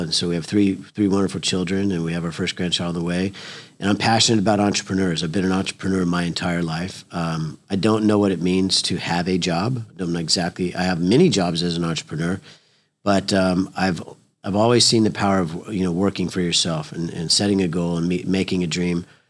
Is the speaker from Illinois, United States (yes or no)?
no; Oklahoma, United States; we're from Oklahoma